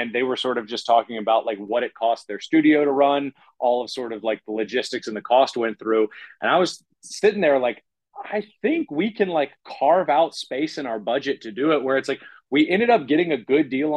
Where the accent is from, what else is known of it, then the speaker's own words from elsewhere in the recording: New Orleans, Louisiana, United States; I'm from New Orleans.